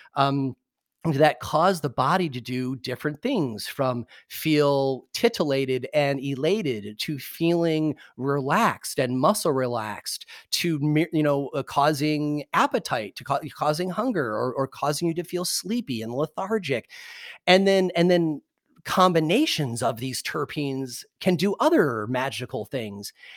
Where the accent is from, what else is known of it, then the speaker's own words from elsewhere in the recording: Michigan, United States; moved away; also born or lived in Indiana; I'm from Michigan and went to college in Indiana